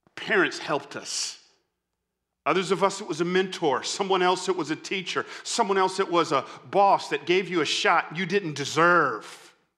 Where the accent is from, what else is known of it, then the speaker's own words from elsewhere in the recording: Atlanta, Georgia, United States; I grew up in Atlanta, so I'm, I'm a Falcons fan